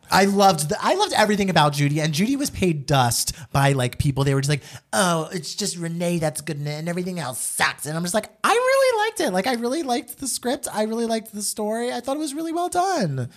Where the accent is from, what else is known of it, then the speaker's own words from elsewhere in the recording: New Jersey, United States; I'm an Italian from Jersey